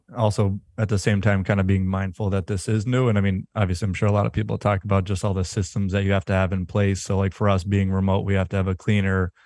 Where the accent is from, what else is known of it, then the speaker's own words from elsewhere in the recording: Western Massachusetts, United States; we're remote, we're from Western Mass